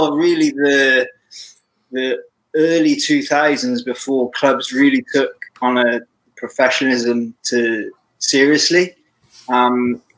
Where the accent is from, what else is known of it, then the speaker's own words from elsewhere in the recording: Gloucester, South West England, United Kingdom; Been born and bred in Gloucester in southwest England